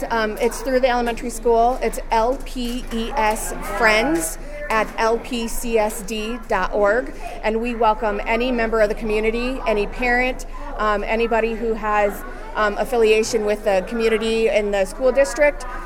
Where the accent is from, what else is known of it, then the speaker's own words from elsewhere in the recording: Sioux City, Iowa, United States; Sioux City, Iowa.